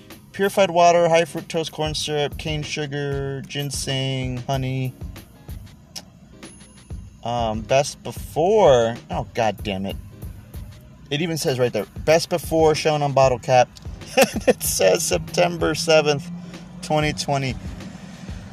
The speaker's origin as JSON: {"language": "English", "country": "United States", "said": "I'm American"}